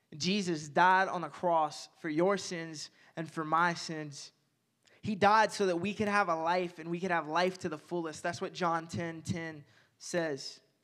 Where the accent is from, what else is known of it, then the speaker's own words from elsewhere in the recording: Owensboro, Kentucky, United States; moved away; my hometown in Owensboro